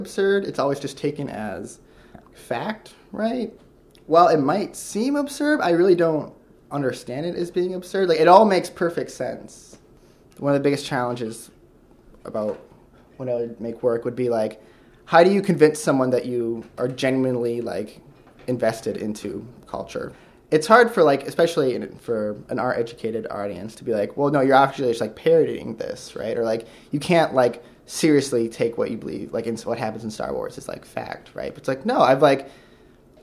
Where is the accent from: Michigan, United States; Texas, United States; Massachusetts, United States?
Michigan, United States; Sturgis; By the Midwest, I just mean a small town in Michigan. Like, what town? It's called Sturgis, Michigan.